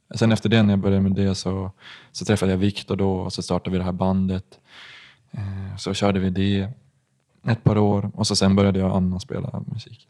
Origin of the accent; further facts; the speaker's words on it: Gothenburg, Västra Götaland, Sweden; jag är född i Göteborg